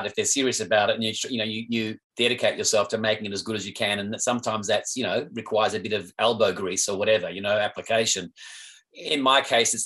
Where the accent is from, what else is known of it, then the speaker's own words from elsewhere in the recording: Perth, Western Australia, Australia; growing up in Perth